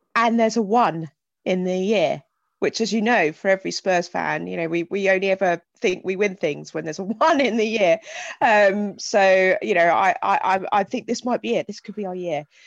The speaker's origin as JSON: {"language": "English", "town": "Hythe", "region": "South East England", "country": "United Kingdom", "tie": "born or raised there", "said": "I grew up in Hythe"}